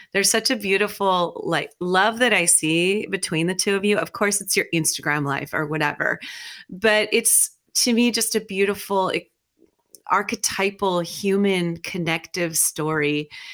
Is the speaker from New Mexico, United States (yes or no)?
yes; New Mexico, United States; I grew up in New Mexico